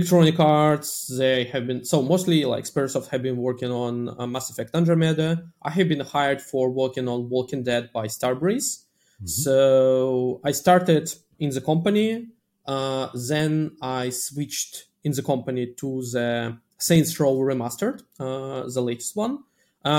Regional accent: Russia; moved away; Initially, I'm coming from Russia

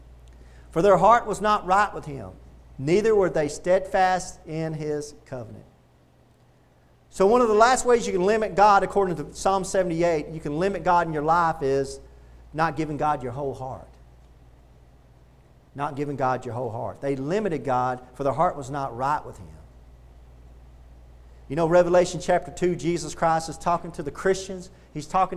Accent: Texas, United States; also born or lived in Pensacola, Florida; I was from Texas

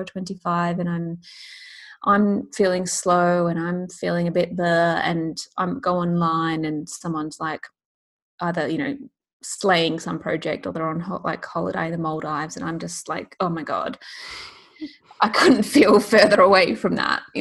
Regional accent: Australia; now in London, United Kingdom; I live in London, but I'm Australian. And so it's a constant like challenge to stay in touch with my family and my friends back home.

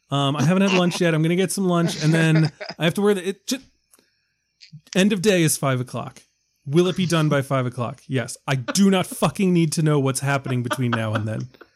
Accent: New York, United States; I was born in New York

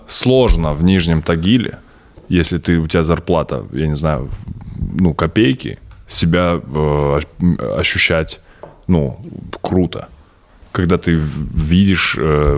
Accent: Stepnogorsk, Akmola Region, Kazakhstan; Я родился в Степногорске

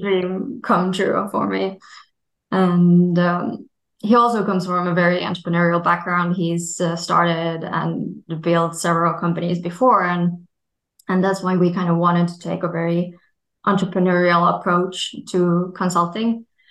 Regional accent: Finland; my home country, Finland

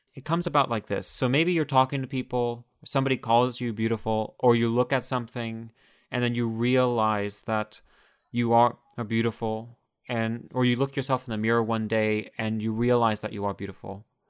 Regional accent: United States; growing up in the United States

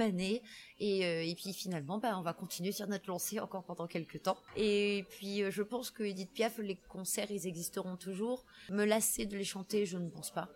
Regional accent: France; je suis française, donc j'écris français

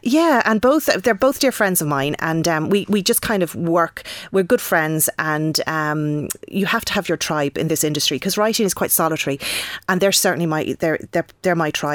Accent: Wexford, Leinster, Ireland; I'm from Wexford

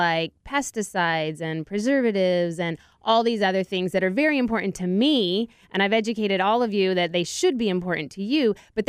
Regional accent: San Diego, California, United States; now in Austin, United States; Actually, when I moved to Austin, I figured, well, I'm from San Diego.

